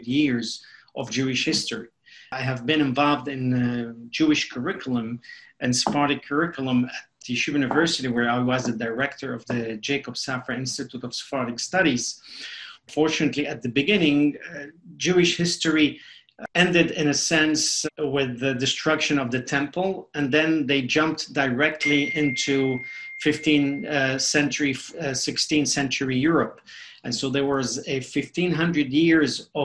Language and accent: English; Mexico City, Mexico; English is a second language; moved away as an adult; also born or lived in Beirut, Lebanon; now in United States; being born in Lebanon, in Beirut, Lebanon, and then growing up in Mexico City